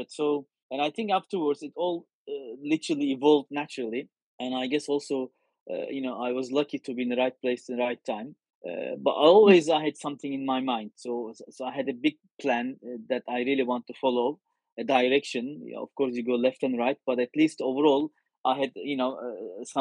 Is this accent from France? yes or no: yes; France; English is a second language; moved away as an adult; now in United States; one when I moved to to US from France.